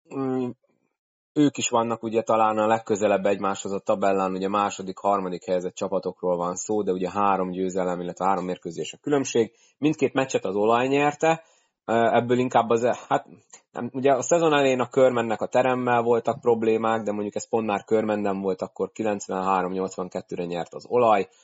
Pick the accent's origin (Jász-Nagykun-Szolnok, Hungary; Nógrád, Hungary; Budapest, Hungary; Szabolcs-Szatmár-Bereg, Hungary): Jász-Nagykun-Szolnok, Hungary; Szolnok; szolnoki vagyok